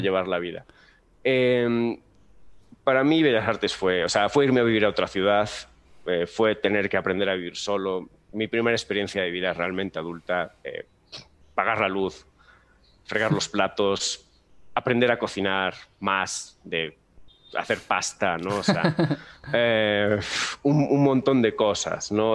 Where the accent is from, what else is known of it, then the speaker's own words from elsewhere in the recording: Galicia, Spain; moved away as an adult; now in Mexico; yo soy de Galicia, para quien no sepa, Galicia es una comunidad que está al norte de España